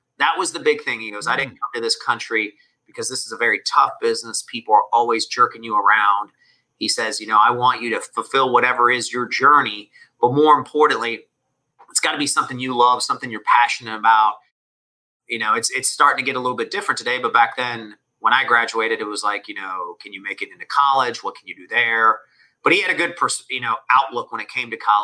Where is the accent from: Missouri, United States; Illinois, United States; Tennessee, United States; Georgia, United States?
Georgia, United States; Atlanta; first language Spanish; English is a second language; I was born in Atlanta, in the city.